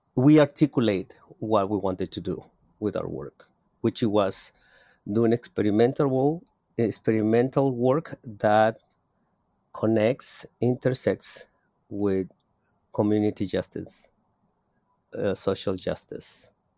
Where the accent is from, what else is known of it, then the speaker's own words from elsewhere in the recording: Mexico City, Mexico; moved away as an adult; now in Oakland, United States; I was born in Mexico City. I am a native of Mexico City, and I immigrate thirty-three years ago to the Bay Area